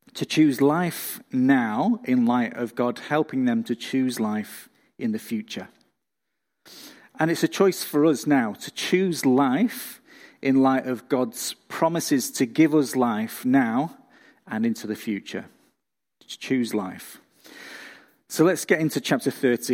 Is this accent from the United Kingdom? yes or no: yes; England, United Kingdom; now in Australia; I'm not from round here, I'm from England, and when I go back to see family and friends in the U K